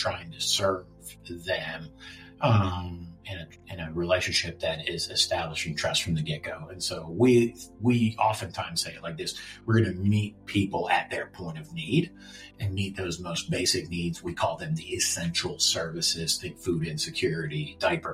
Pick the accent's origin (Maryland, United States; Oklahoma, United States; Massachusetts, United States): Maryland, United States; Baltimore; I'm from here. This is my hometown